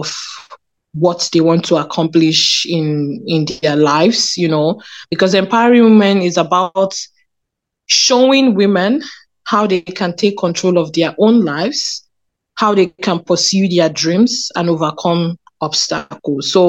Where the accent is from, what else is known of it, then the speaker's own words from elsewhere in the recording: Lagos, Nigeria; now in Canada; I was born in Lagos, Nigeria